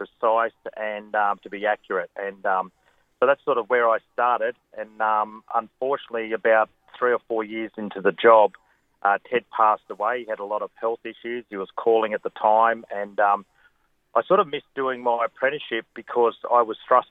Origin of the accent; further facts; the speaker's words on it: Wagga Wagga, New South Wales, Australia; I've always lived in Wagga. I grew up in Wagga and went to school here